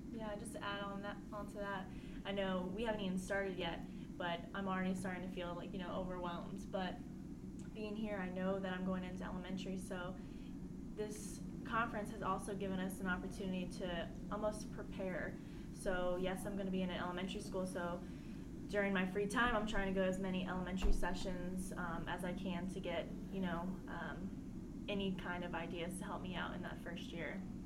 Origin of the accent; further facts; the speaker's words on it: Culpeper, Virginia, United States; I'm originally from Culpeper, Virginia